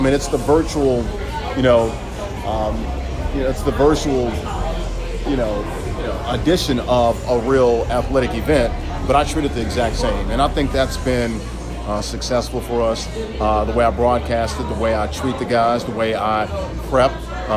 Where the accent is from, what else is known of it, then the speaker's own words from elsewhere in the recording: Nashville, Tennessee, United States; also born or lived in Orlando / Miami / Boston / Jackson, Mississippi; now in New York, United States; I'm from Nashville.